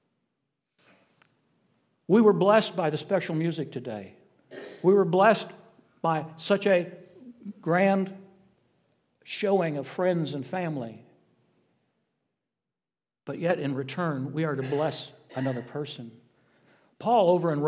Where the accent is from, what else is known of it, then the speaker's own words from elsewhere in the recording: South Bend, Indiana, United States; moved away; The church I was raised in back in South Bend, Indiana, was known as Gospel Center Missionary Church